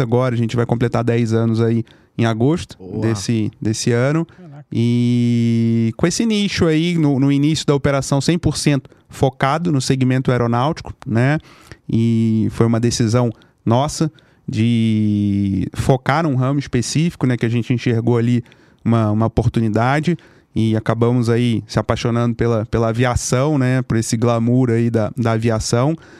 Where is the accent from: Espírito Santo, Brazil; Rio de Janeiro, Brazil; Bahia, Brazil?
Rio de Janeiro, Brazil; moved away as an adult; now in São Paulo, Brazil; lá no Rio, sou carioca